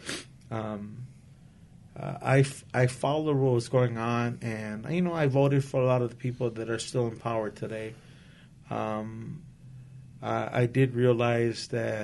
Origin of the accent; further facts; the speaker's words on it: Los Angeles, California, United States; moved away as an adult; now in Whittier, United States; I moved here over 20 years ago, and this is my home. I grew up in East L.A.